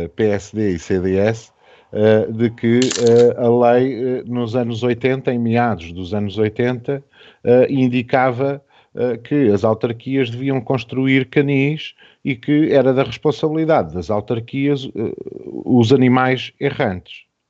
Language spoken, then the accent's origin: Portuguese; Portugal; enquanto portugueses